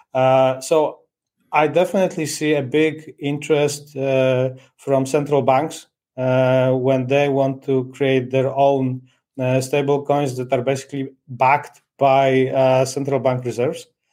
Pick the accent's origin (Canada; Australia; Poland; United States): Poland; now in Portugal; I'm originally from from Poland. now I'm, I'm based in in Portugal